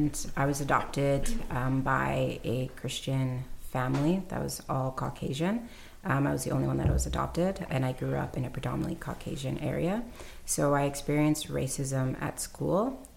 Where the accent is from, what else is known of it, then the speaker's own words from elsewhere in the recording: White Rock, British Columbia, Canada; I grew up in White Rock